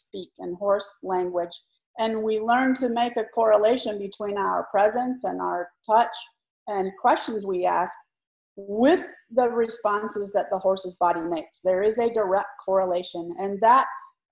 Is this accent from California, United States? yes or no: yes; California, United States; I grew up in California